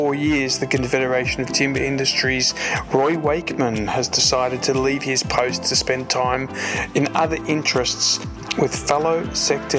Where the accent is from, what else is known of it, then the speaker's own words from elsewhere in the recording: Melbourne, Victoria, Australia; my hometown in Melbourne